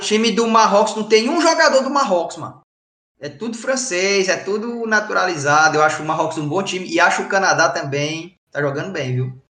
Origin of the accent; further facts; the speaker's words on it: Brazil; moved away; eu sou brasileiro